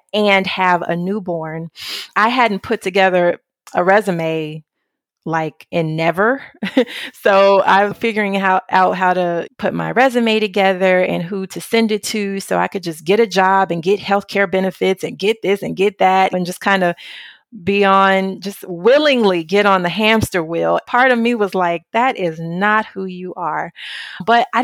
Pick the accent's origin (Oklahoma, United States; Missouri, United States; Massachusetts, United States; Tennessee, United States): Tennessee, United States; Memphis; moved away as an adult; now in Italy; when I was a little girl growing up in Memphis, Tennessee